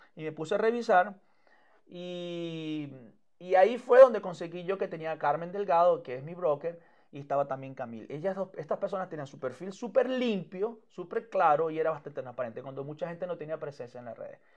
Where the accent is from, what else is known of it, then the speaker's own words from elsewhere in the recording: Maracaibo, Zulia, Venezuela; moved away as an adult; also born or lived in Miami; now in Gainesville, United States; yo soy de Maracaibo